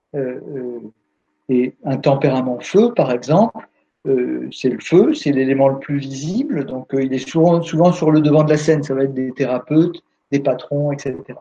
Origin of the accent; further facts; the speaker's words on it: France; on est français